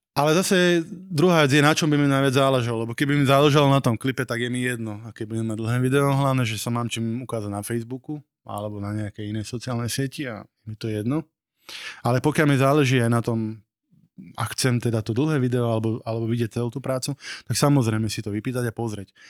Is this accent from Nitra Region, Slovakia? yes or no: yes; Nové Zámky, Nitra Region, Slovakia; Pochádzam z Nových zámkov